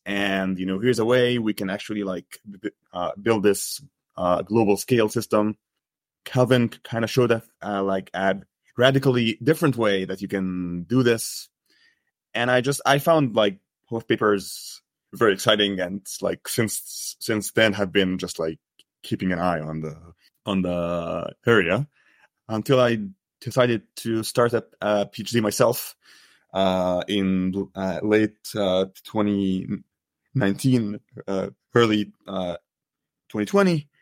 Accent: Egypt; moved away as an adult; now in United States; I grew up in Egypt. I studied computer science, and then I moved to the U S

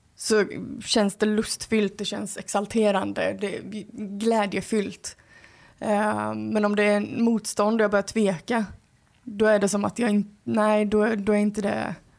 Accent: Skåne, Sweden; accent: Scanian; Min skånska som kommer

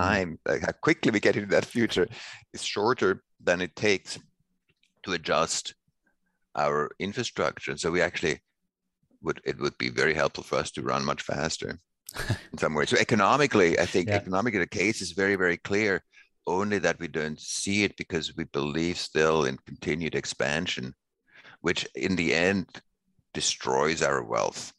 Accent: Switzerland; I grew up in Switzerland and I was born in 62.

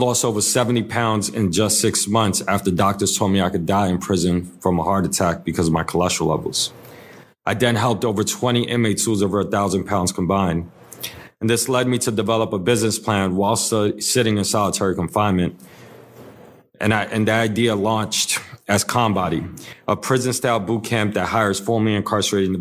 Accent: New York City, New York, United States; I'm born and raised in the Lower East Side of New York City

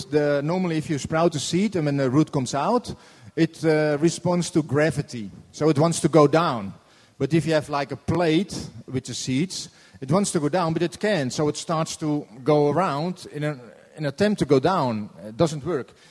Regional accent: Norway; I'm from Norway.

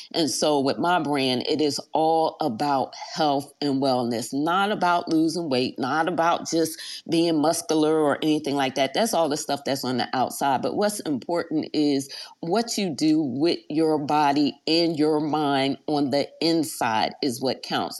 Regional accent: Philadelphia, Pennsylvania, United States; moved away as an adult; I was raised in South Philly, but also moved to Germantown.

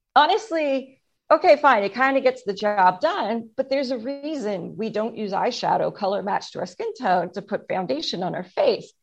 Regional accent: Canada; I'm Canadian, so we just didn't have the opportunity to get much sun

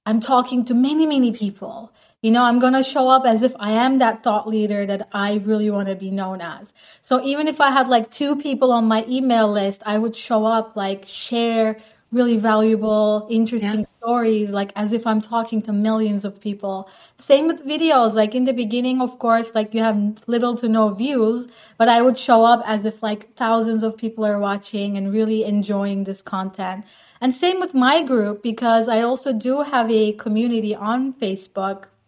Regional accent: Turkey; moved away; also born or lived in Netherlands; So I'm actually from Turkey, but I basically lived more than half my life in the Netherlands.

